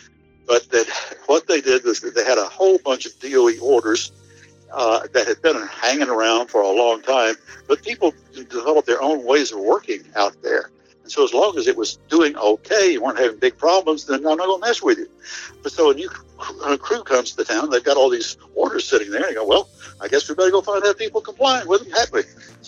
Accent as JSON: {"language": "English", "country": "United States", "said": "You people, obviously, because I'm from Washington, I've got a checklist."}